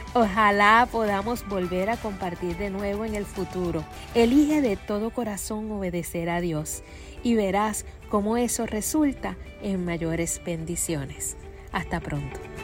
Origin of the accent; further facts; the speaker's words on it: Carolina, Puerto Rico; soy de la Tierra de Gigantes, Carolina, en Puerto Rico